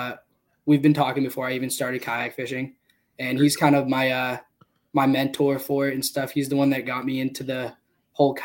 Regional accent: Taunton, Massachusetts, United States; So, I'm from Massachusetts. I'm from Taunton

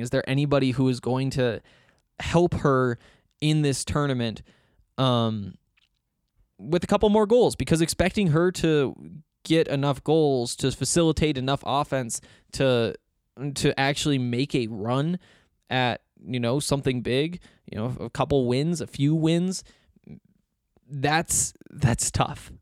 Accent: Montana, United States; moved away as an adult; now in Denver, United States; I moved away from Montana and stop going to school in Montana

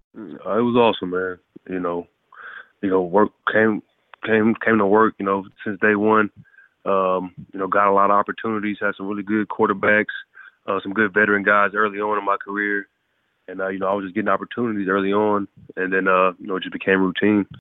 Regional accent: Galveston, Texas, United States; moved away as an adult; also born or lived in College Station, Texas; now in Tampa, United States; my hometown of Galveston, Texas

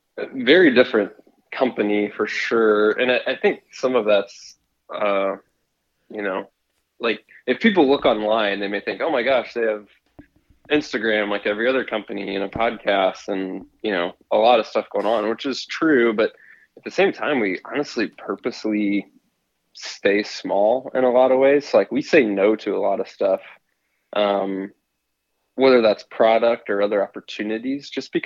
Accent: Missouri, United States; I grew up, born and raised in the Midwest in Missouri, and then, you know, did only big game hunting was just whitetail there in Missouri

